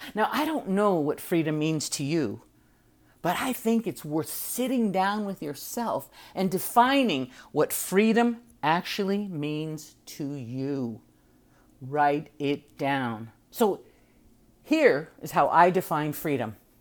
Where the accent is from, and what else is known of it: United States